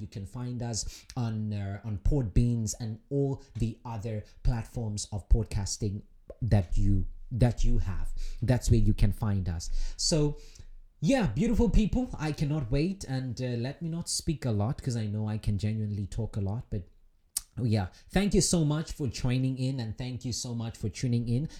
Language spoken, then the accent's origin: English; South Africa; moved away as an adult; now in Russia; my home country, South Africa